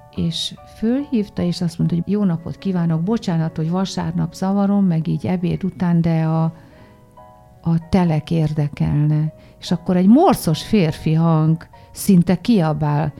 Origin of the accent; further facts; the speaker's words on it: Debrecen, Hajdú-Bihar, Hungary; moved away; Debrecenben, meg én ott is születtem, úgyhogy én Debrecenben mindig hazamegyek